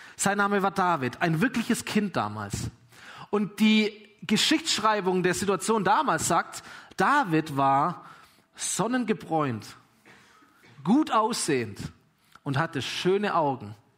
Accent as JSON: {"language": "German", "country": "Germany", "said": "ich bin Deutscher"}